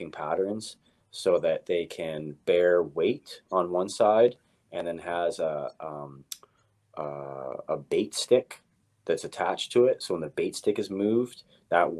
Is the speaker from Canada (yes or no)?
yes; Victoria, British Columbia, Canada; I grew up here in Victoria.